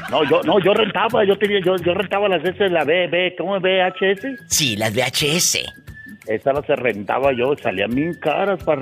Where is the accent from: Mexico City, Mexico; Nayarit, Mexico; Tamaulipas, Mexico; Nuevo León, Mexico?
Tamaulipas, Mexico; Tampico; born there; Eh, nací en Tamaulipas, pero me crié acá en el otro lado.